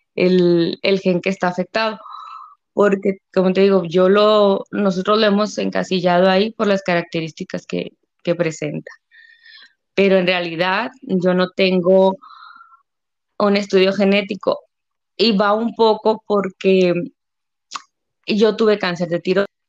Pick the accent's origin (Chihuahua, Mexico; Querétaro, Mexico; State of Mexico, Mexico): Chihuahua, Mexico; Delicias; soy de Delicia, Chihuahua.